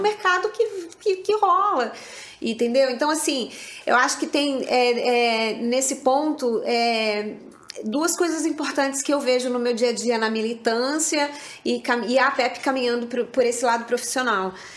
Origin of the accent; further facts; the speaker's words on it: São Paulo, Brazil; moved away as an adult; now in Rio de Janeiro, Brazil; eu sou paulista e quando eu me mudei de São Paulo para o Rio